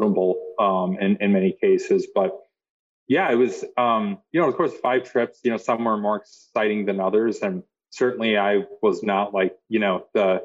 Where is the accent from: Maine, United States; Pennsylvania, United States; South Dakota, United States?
South Dakota, United States; I grew up in South Dakota